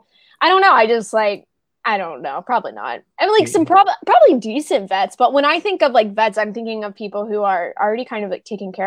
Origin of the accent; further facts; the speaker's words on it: Oklahoma, United States; accent: Oklahoma; my Oklahoma accent came out